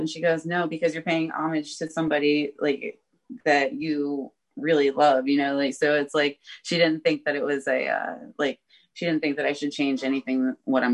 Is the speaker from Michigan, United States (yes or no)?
no; Jacksonville, Florida, United States; my hometown, no big deal. Like I live here